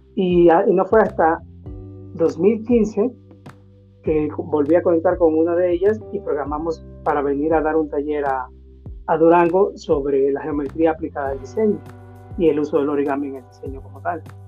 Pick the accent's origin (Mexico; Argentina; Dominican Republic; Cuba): Dominican Republic; moved away as an adult; also born or lived in Peru; yo como dominicano